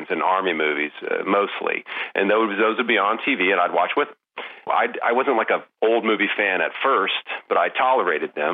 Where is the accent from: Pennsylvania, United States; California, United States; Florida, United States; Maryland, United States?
Florida, United States; Pensacola; Pensacola in the 80s was um, a weird mashup of uh, fundamentalist Christ